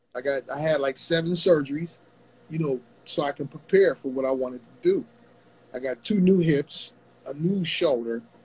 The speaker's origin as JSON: {"language": "English", "town": "Pittsburgh", "region": "Pennsylvania", "country": "United States", "said": "I'm originally from Pittsburgh"}